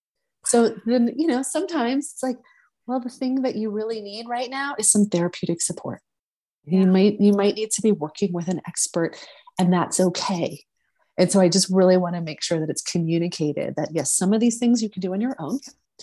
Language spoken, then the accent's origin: English; the South, United States; I mentioned earlier, I grew up in the South. And I used to think, oh, this must be like a Southern thing.